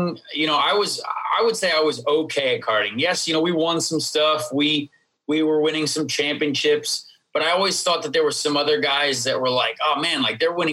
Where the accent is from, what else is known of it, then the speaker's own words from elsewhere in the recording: Indianapolis, Indiana, United States; I grew up in Indianapolis and my dad was Irish